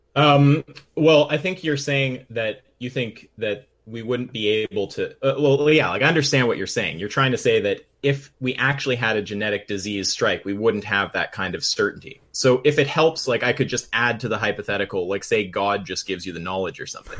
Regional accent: Canada; We're Canadian

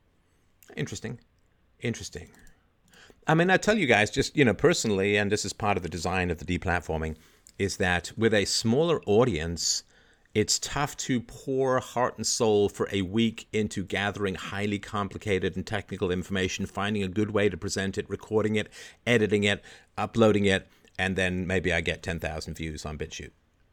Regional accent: Canada; also born or lived in England; I grew up in Canada in particular, but to some degree in England, I grew up in a very low IQ environment

